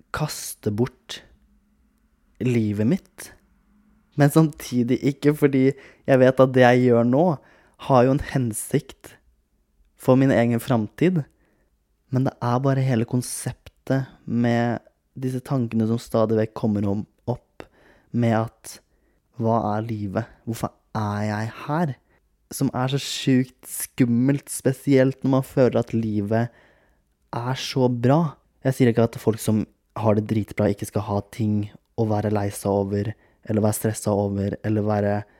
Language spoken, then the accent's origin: Norwegian; Kragerø, Telemark, Norway; now in Oslo, Norway; Jeg har vært hjemme i Kragerø, nå er jeg i leiligheten min i Oslo igjen